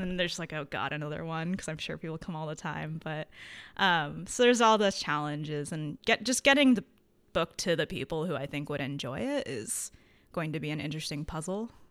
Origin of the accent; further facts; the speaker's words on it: Connecticut, United States; I grew up in Connecticut